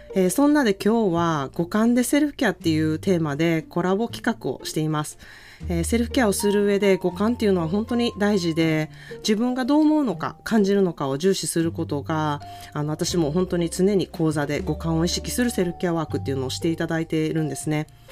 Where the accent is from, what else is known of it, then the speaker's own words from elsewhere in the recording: Japan; now in California, United States; 私の実家がなんか結構海の近くなん